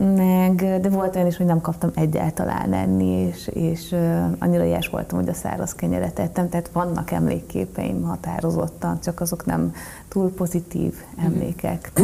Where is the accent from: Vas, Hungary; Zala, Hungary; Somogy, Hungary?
Somogy, Hungary; Marcali; moved away; onnan kerültem át egy gyerekotthonba, és a gyerekotthonból pedig Marcaliba